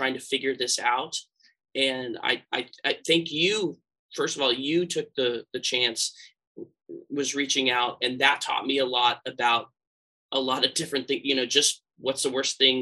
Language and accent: English; San Francisco Bay Area, California, United States; I grew up here in the San Francisco Bay Area